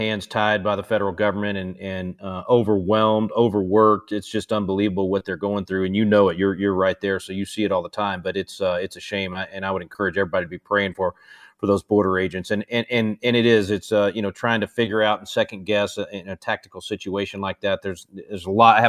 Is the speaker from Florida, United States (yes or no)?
no; Texas, United States; I'm Texan